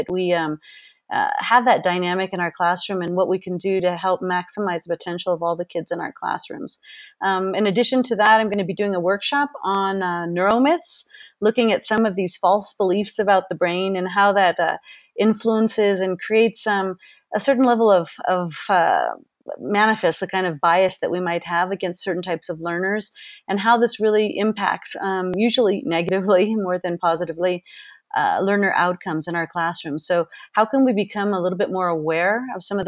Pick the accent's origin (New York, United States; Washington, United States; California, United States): California, United States; Berkeley; moved away as an adult; also born or lived in Boston / Japan / Switzerland; now in Quito, Ecuador; But I grew up in Berkeley, California